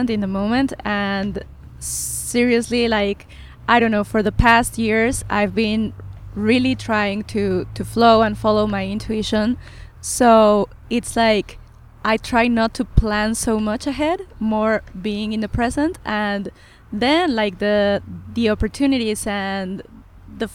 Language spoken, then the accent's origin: English; Mexico; moved away as an adult; also born or lived in Los Angeles / San Miguel de Allende / Querétaro / Costa Rica; Then I went back to Mexico. I'm from Mexico.